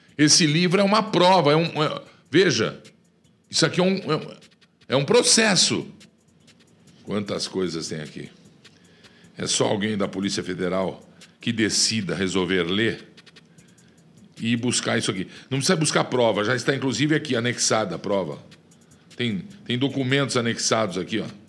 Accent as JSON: {"language": "Portuguese", "country": "Brazil", "said": "somos nós, povo do Brasil"}